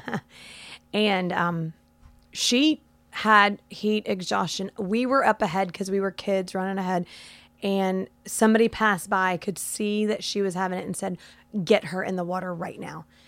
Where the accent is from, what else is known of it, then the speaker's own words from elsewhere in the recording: Florida, United States; I've lived in Florida my entire life